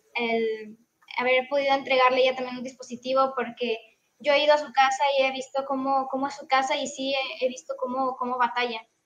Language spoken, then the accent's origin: Spanish; Monterrey, Nuevo León, Mexico; also born or lived in Tamaulipas; yo soy de Monterrey, Nuevo León, eh, soy del grupo 19